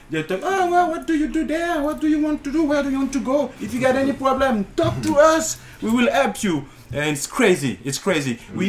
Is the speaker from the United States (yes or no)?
no; France; I come from France. I'm a French photographer.